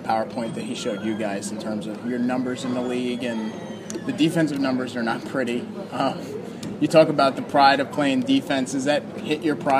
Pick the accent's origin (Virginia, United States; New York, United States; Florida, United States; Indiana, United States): Virginia, United States; I grew up in Virginia